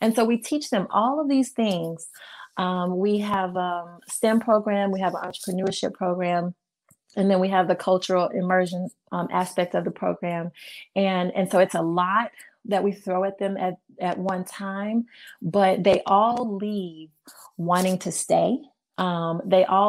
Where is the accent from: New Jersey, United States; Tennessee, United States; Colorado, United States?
Tennessee, United States; Memphis; moved away as an adult; now in Orvieto, Italy; coming from Memphis, Tennessee, coming from the Deep South